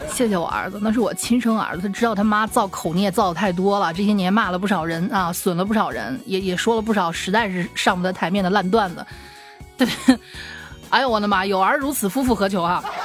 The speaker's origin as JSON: {"language": "Chinese", "town": "Xi'an", "region": "Shaanxi", "country": "China", "said": "我经常去烧香的那个，我们西安这边的大兴善寺"}